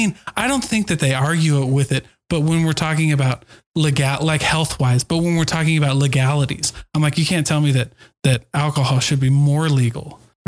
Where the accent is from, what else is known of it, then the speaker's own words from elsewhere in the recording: Utah, United States; but I'm from Utah. They don't care.